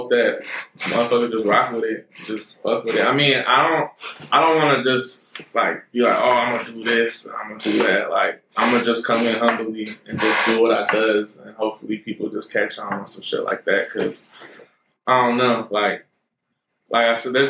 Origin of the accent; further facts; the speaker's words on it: Rohnert Park, California, United States; I'm from Northern Park, California. That's up north, like 707.